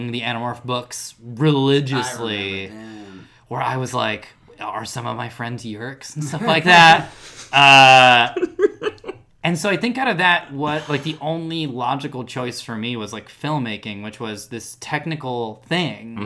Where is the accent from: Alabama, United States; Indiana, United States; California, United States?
California, United States; San Jose; also born or lived in Chicago suburbs (summers); I grew up in Evergreen, California, in the foothills of San Jose Hills